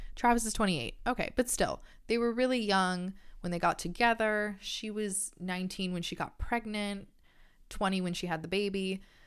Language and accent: English; Canada; I'm Canadian